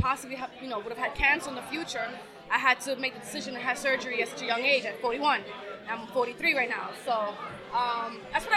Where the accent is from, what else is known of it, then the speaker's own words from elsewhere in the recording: New York, United States; I'm from Queens, so I would travel from Queens to Brooklyn